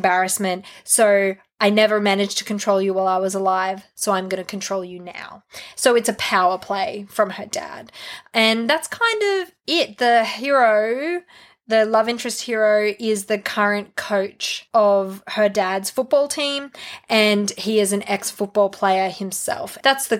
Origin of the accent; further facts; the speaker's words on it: Australia; I am very Australian